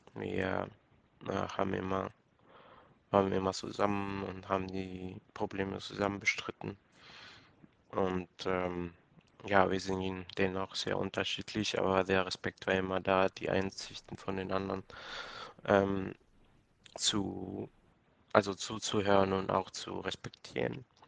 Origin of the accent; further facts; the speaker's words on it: Ecuador; moved away; Ursprünglich komme ich aus Ecuador